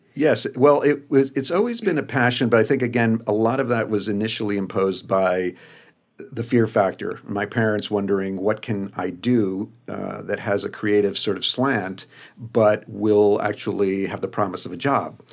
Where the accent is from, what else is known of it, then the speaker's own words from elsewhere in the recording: New Jersey, United States; also born or lived in Buenos Aires, Argentina; I was born in Buenos Aires, um, came to the U S when I was two, and, uh, grew up in the suburbs of New Jersey.